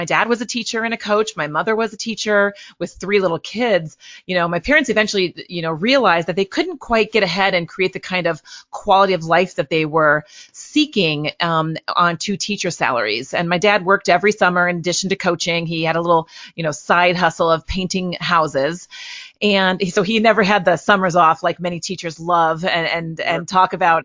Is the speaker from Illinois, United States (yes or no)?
yes; Litchfield, Illinois, United States; also born or lived in Chicago area, Illinois; now in St. Louis, United States; I grew up in Illinois, a small town in Litchfield, Illinois.